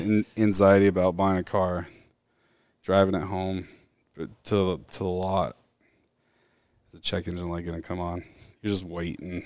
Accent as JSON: {"language": "English", "town": "Mesa", "region": "Arizona", "country": "United States", "tie": "born or raised there", "lives_now": "Gilbert, United States", "said": "Grew up in Mesa, Arizona. Was born there my whole life"}